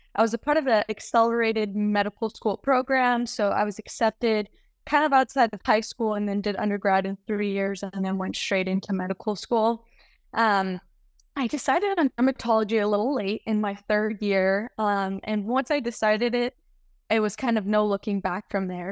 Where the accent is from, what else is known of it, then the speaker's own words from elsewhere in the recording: United States; moved away as an adult; also born or lived in Reno, Nevada; now in San Francisco, United States; I was born and raised in the Lake Tahoe area